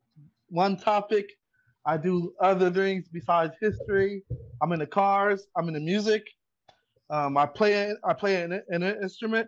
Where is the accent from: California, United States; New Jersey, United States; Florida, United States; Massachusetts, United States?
California, United States; Long Beach; I was born and raised in Long Beach.